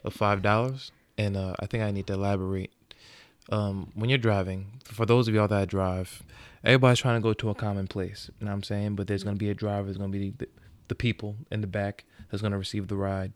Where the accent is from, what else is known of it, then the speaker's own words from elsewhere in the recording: Long Island, New York, United States; I come from Long Island